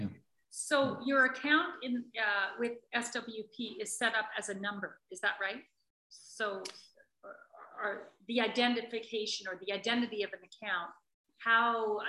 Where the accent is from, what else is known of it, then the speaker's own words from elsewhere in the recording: Canada; As a Canadian, I think